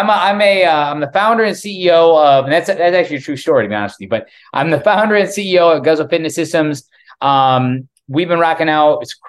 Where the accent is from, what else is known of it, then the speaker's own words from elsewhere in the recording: Davenport, Iowa, United States; moved away as an adult; also born or lived in Miami, Florida; now in South Florida, United States; I left the Midwest, the comfort of the Midwest, in my hometown of Davenport, Iowa, the infamous, about 3 hours west of Chicago. It's River City in Iowa. And I moved to Miami, moved to South Florida, and it's a 1500 mile trip.